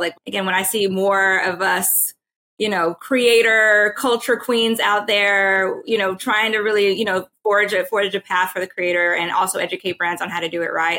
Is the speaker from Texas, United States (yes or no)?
yes; Texas, United States; I'm from Texas.